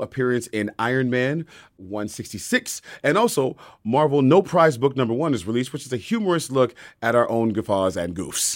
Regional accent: Bay Area, California, United States; I'm from the Bay Area

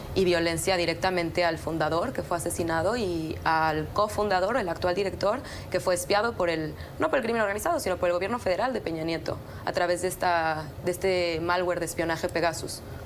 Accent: Mexico; como mexicana crecí escuchando al Chapo

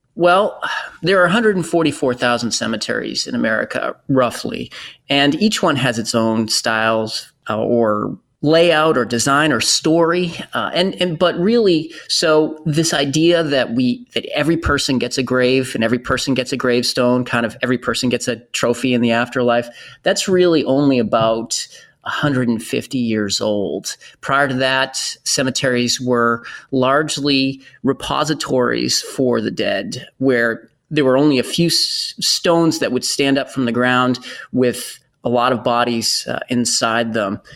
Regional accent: Bedford, Massachusetts, United States; my hometown in Bedford, Massachusetts

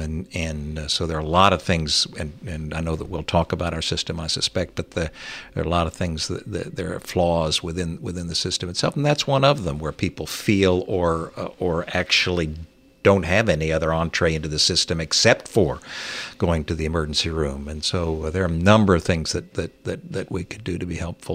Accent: Fowlerville, Michigan, United States; moved away; also born or lived in Virginia; I grew up in Fowlerville

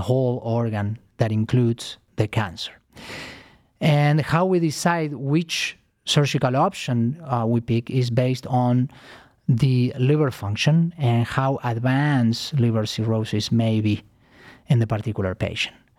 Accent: Argentina; moved away as an adult; also born or lived in New York City, United States; now in Cleveland, United States; I am originally from Argentina. Uh, I came to United States uh, 15 years ago to train

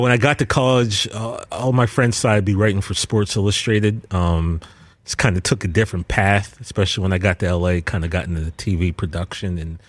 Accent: Altoona, Pennsylvania, United States; I grew up in Altoona, Pennsylvania, kind of in the center of Pennsylvania.

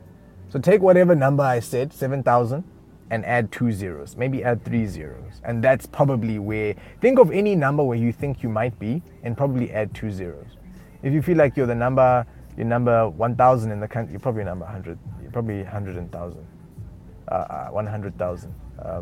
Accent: South Africa; moved away; I am South African, but I'm not. I don't speak any of the official languages except for English. Comfortably. That's another thing. I'm not from this country originally.

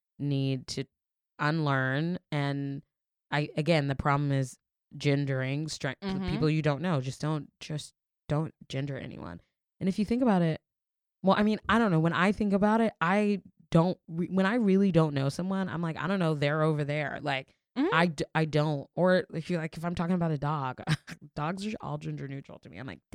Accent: the South, United States; also born or lived in Florida; now in New York, United States; I'm from the South and I still go back to the South

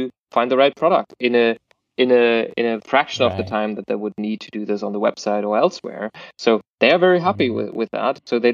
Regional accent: Germany; I'm from Germany

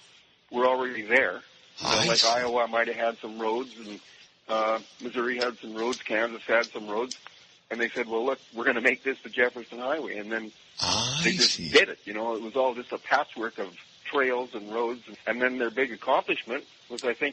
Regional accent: Canada; moved away as an adult; now in New Orleans, United States

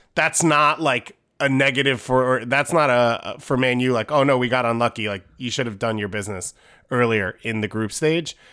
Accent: United States; as American

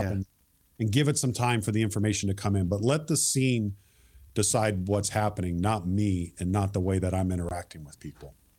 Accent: Marysville, Washington, United States; growing up in Marysville

